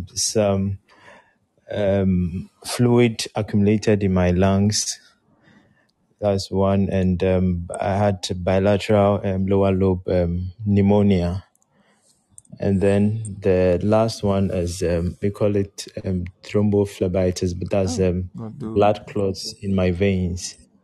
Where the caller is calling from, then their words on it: Tema, Greater Accra, Ghana; I'm from Tema at the moment.